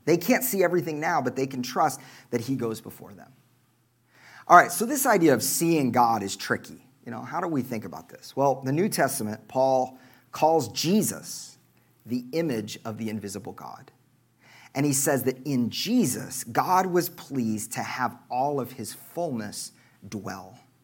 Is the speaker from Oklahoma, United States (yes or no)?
yes; Oklahoma, United States; moved away; I'm from Oklahoma